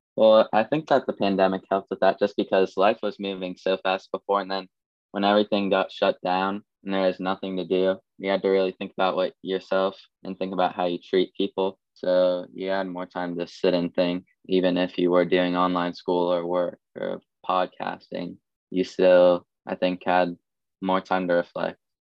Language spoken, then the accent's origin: English; Columbus, Ohio, United States; I'm from Columbus, Ohio